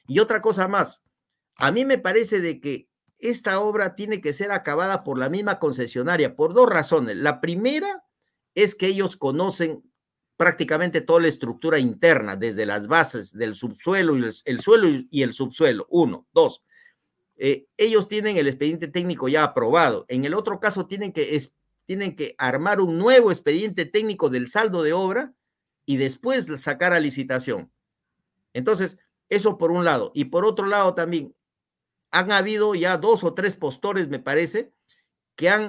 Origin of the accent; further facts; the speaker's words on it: Huamachuco, La Libertad, Peru; Sí, yo soy trujillano, yo nací en Guamachuco.